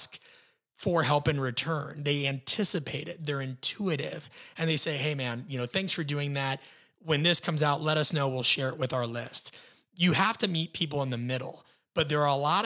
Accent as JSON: {"language": "English", "region": "Midwest", "country": "United States", "said": "being a Midwesterner"}